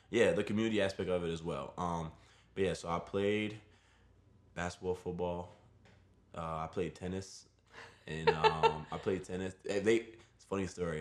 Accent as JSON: {"language": "English", "town": "New York City", "region": "New York", "country": "United States", "tie": "born or raised there", "said": "I grew up in Brooklyn. I was born and raised in the city"}